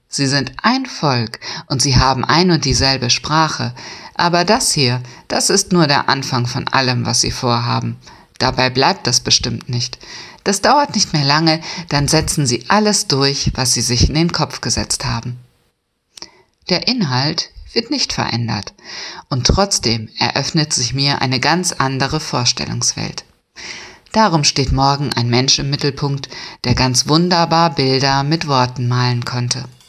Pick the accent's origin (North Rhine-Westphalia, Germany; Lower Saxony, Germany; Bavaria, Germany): Lower Saxony, Germany; Friesland; Ich komme ja aus Friesland